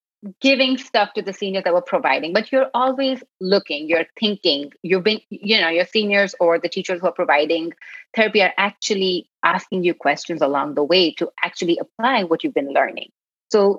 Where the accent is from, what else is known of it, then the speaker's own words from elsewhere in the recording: Mumbai, Maharashtra, India; moved away as an adult; also born or lived in Karnataka, India; now in San Francisco, United States; I was born and I grew up in Bombay, India